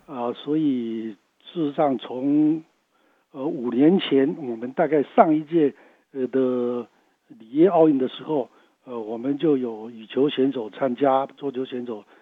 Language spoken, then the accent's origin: Chinese; Taiwan; 我们台湾人